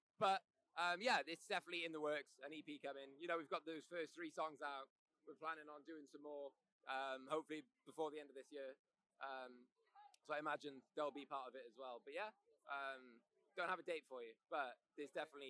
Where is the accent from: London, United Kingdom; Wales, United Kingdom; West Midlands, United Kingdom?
Wales, United Kingdom; I'm Welsh, so I'm from Wales.